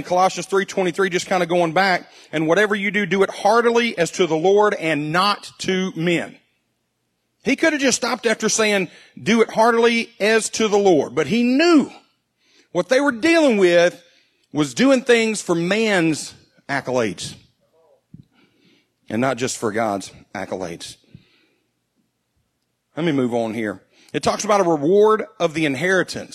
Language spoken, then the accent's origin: English; United States; as an American